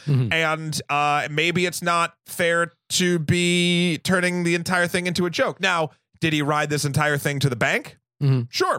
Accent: New England, United States; in a room, not a rum, because I'm from New England.

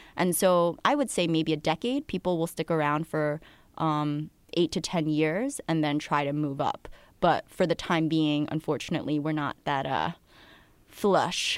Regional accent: New Jersey, United States; moved away; also born or lived in Queens, New York / Connecticut; raised in Jersey about thirty minutes from the city

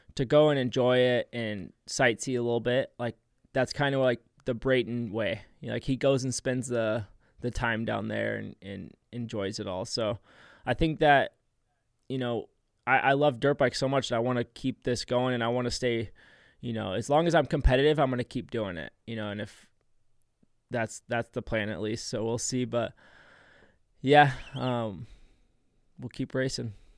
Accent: San Diego, California, United States; moved away as an adult; also born or lived in Temecula, California / Florida; born and raised in San Diego, and then I spent a lot of time in Temecula

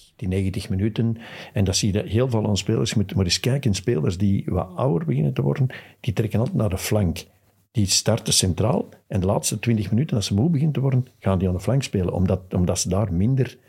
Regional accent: Westmalle, Flanders, Belgium; Ik ben van Westmalle

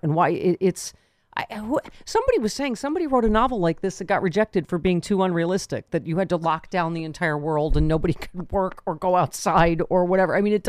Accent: Buffalo, New York, United States; from my hometown of Buffalo

